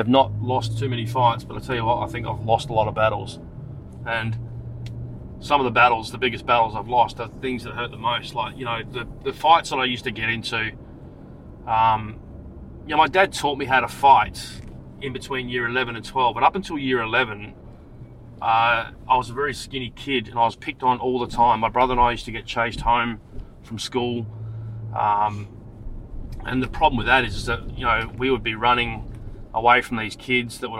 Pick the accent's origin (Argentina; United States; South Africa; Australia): Australia; Adelaide, South Australia; also born or lived in Frankston, Victoria; when I grew up in Adelaide, I was living in Salisbury.